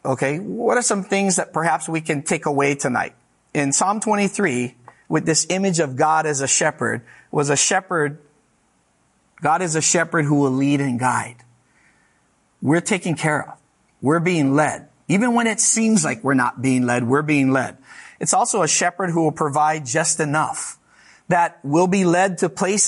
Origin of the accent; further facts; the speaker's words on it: Hawaii, United States; moved away; I'm from Hawaii.